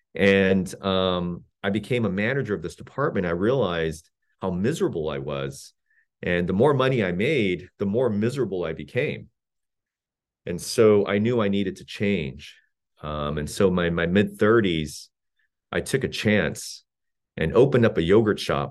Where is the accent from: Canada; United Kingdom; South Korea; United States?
South Korea; moved away; I grew up in South Korea of incredibly modest means